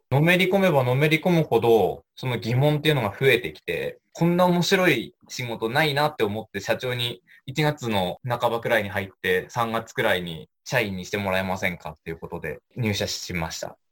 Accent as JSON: {"language": "Japanese", "town": "Sakata", "region": "Yamagata", "country": "Japan", "tie": "born or raised there", "said": "出身はそうです、酒田です。もうずっと生まれてから、ずっと酒田から出たことないので。"}